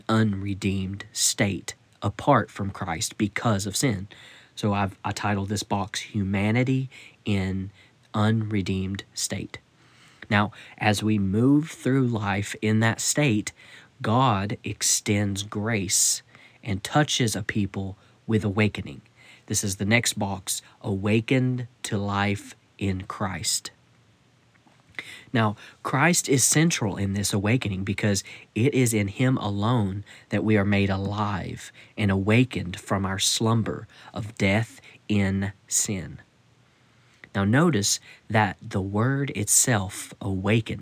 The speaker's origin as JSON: {"language": "English", "country": "United States", "said": "I'm speaking from the Western mentality here in the United States"}